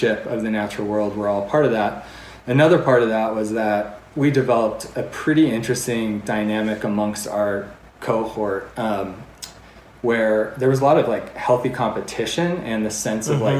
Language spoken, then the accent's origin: English; Crested Butte, Colorado, United States; now in Park City, United States; I was born in 1980 in Crested Butte. My parents were hippies who had visited there and fallen in love and decided to start a family there